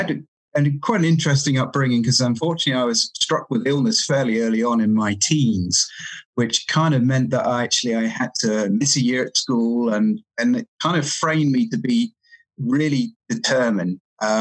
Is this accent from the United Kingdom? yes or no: yes; England, United Kingdom; also born or lived in Cayman Islands; now in Canada; I'm from England, and I sort of moved around a bit, and then I was actually in the Cayman Islands before I came here.